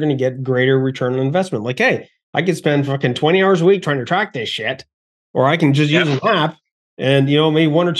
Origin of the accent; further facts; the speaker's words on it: Canada; being Canadian